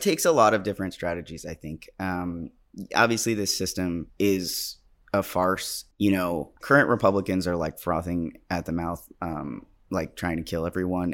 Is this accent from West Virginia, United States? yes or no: no; New York, United States; I'm a New Yorker.